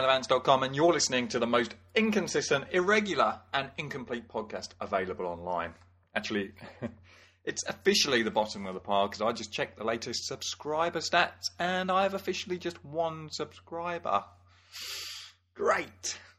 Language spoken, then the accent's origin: English; England, United Kingdom; moved away as an adult; now in Wellington, New Zealand; If you haven't noticed already, I am English. I am from the Queen's country. And I'm just living in New Zealand.